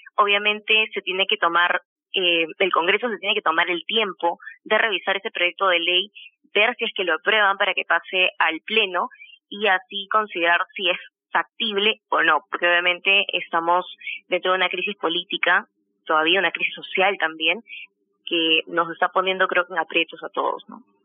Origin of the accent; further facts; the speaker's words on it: Peru; como peruanos